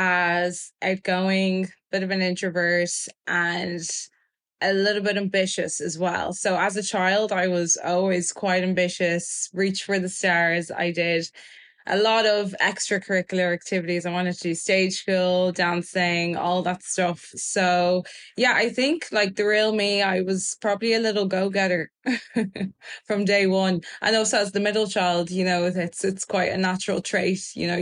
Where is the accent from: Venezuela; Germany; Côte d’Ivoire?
Germany; born there; because I was born in Germany, I think it just shows the innocence of a child's mind.